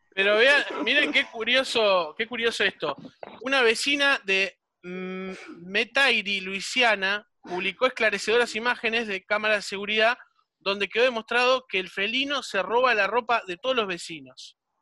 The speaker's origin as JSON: {"language": "Spanish", "town": "Solymar", "region": "Canelones", "country": "Uruguay", "said": "yo soy de Solimar, ¿no? Ahora actualmente estoy en Solimar"}